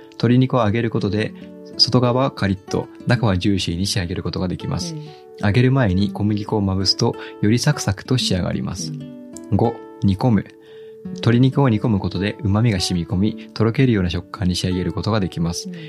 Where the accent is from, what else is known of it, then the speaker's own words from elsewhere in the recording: Kagoshima, Japan; moved away; 僕、もともと鹿児島出身なので